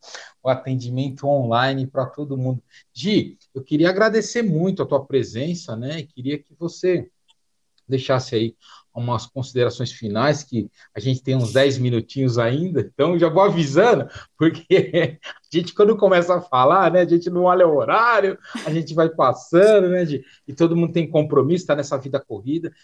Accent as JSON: {"language": "Portuguese", "region": "São Paulo", "country": "Brazil", "also_born_or_lived": "Florianópolis", "said": "Eu sou de São Paulo, tô em Florianópolis"}